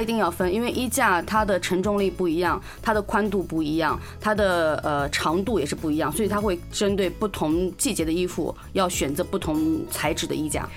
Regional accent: China; 类似于我们中国人教的厨堂式的一个地方

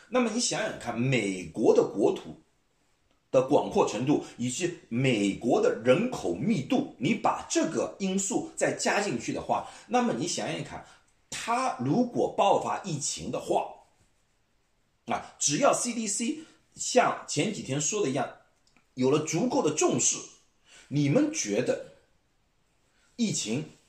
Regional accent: China; now in United States; 我们中国人

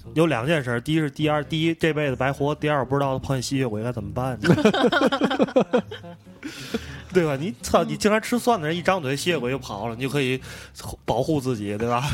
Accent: Tianjin, China; 讲一讲我们天津这边儿比较传统的一个，一，一些菜

